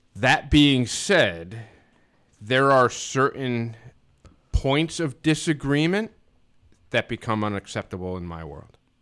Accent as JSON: {"language": "English", "country": "United States", "tie": "born or raised there", "said": "A friend of mine, Chris Pensero, that I grew up with in Stanford"}